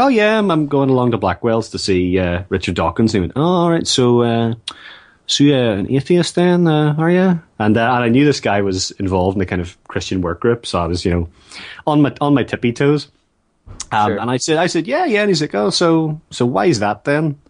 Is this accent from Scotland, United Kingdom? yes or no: no; Northern Ireland, United Kingdom; I grew up in Northern Ireland